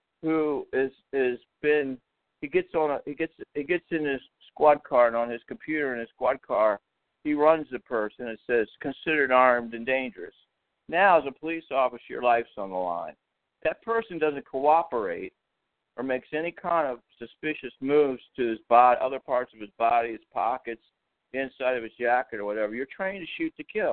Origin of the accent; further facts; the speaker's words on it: Washington, District of Columbia, United States; also born or lived in Baltimore, Maryland; I'm from Baltimore, Washington area, and I know it well. I was born in Washington, D.C., right in the city.